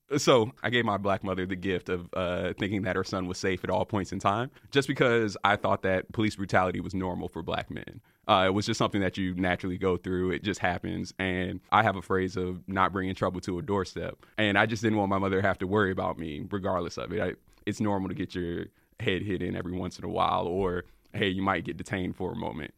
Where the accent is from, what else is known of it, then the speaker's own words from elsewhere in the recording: Raleigh, North Carolina, United States; I'm from Raleigh, North Carolina.